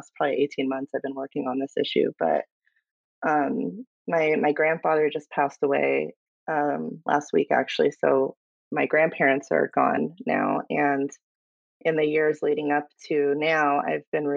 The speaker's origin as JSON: {"language": "English", "town": "Palm Springs", "region": "California", "country": "United States", "tie": "born or raised there", "moved": "as an adult", "lives_now": "San Diego County, United States", "said": "I am a Southern California girl. I was born and raised in Palm Springs and made my way to San Diego County"}